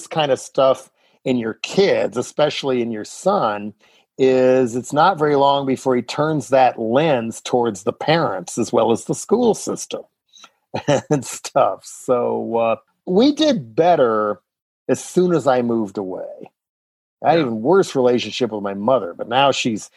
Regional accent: Boulder, Colorado, United States; moved away; also born or lived in San Francisco; back in Boulder

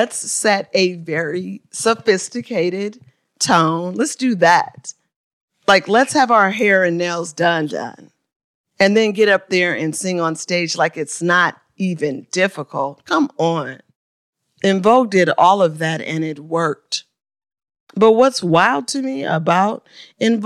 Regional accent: Oakland, California, United States; my hometown of Oakland, California

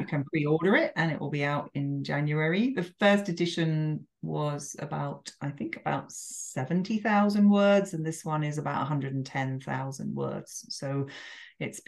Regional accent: England, United Kingdom; moved away as an adult; now in France; I'm English

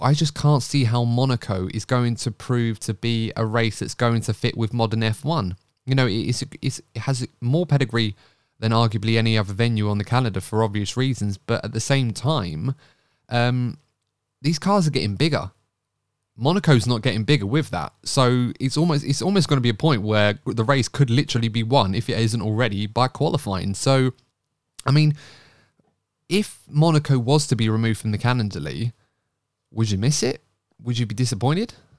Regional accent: United Kingdom; being British

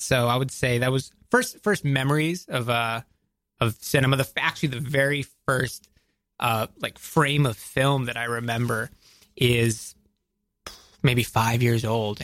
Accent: outside of Atlanta, Georgia, United States; I grew up outside of Atlanta, Georgia

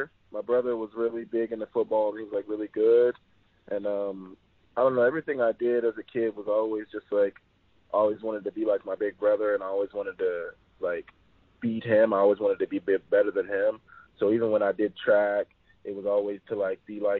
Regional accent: Oklahoma, United States; I did grow up in Oklahoma

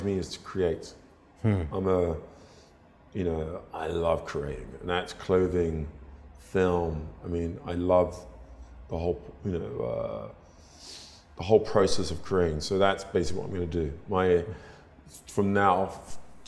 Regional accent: London, United Kingdom; I was brought up in North London

